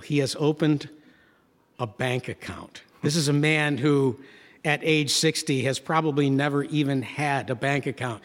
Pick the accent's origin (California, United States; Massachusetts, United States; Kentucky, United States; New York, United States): New York, United States; Gloversville; born or raised there; moved away